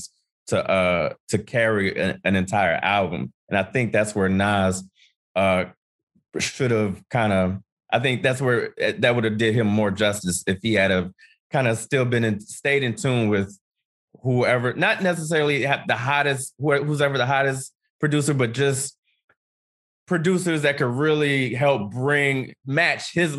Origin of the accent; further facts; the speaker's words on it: Ohio, United States; I grew up in Ohio